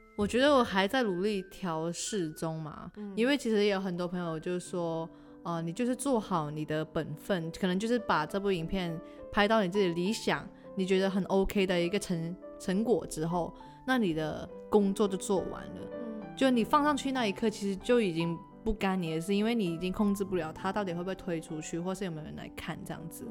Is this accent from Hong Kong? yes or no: yes; Hong Kong; moved away as an adult; now in Taiwan; 我是来自香港的女生